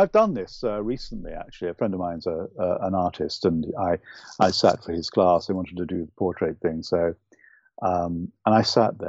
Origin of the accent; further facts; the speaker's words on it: United Kingdom; accent: UK accent; also born or lived in Ireland; I'm sad to say this, but I'm Irish, but I don't have the beautiful, lyrical Irish accent. I really wish I did, but it would be false of me to try and copy it. I was brought up largely in the UK, so I speak with a UK accent.